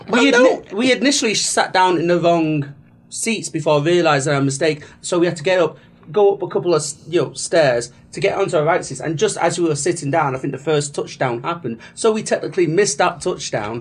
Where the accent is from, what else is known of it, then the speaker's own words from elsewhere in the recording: England, United Kingdom; They just let us in because we're English